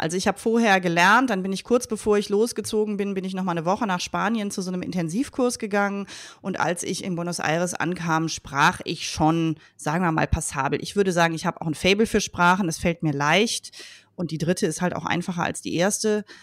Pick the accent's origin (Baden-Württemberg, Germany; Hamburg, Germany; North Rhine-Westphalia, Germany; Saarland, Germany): North Rhine-Westphalia, Germany; Leverkusen; Ich bin in Leverkusen geboren und aufgewachsen